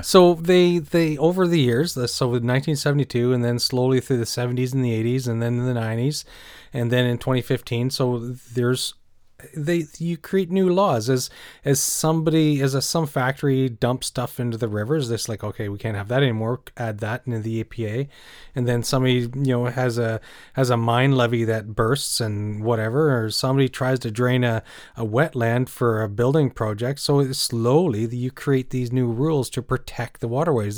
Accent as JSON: {"language": "English", "country": "Canada", "also_born_or_lived": "Cornwall, Ontario"}